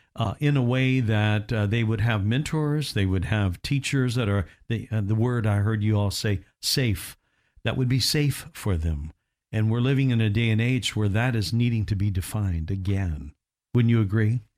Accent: Indiana, United States; moved away; growing up in Indiana

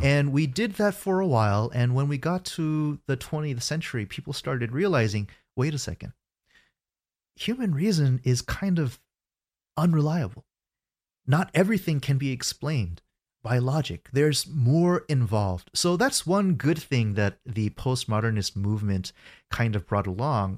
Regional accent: United States; I was born in the States, and I spent my first thirty years growing up in America

